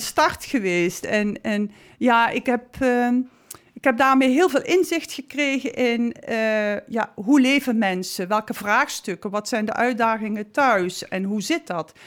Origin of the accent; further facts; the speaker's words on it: South Limburg, Netherlands; now in Amsterdam, Netherlands; ik ben Zuid kom uit Zuid-Limburg